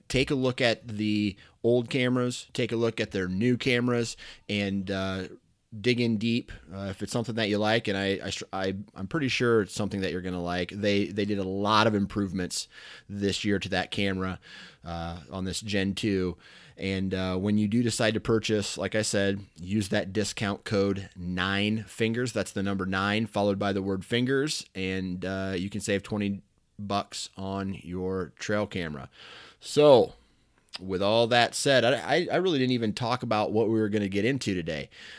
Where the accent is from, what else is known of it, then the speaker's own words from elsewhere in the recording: Iowa, United States; I am born and raised in Iowa.